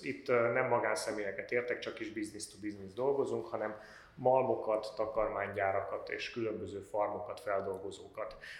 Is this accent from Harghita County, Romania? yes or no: no; Cluj-Napoca, Cluj County, Romania; Én Kolozsvári vagyok, a Bátoriban végeztem, és utána pedig a Bábes Bolyain a közgáz szakon